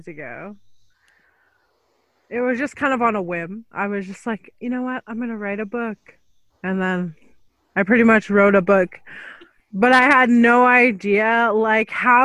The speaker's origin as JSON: {"language": "English", "area": "Fishing Lake Métis Settlement", "region": "Alberta", "country": "Canada", "said": "I'm from Fishing Lake Métis Settlement"}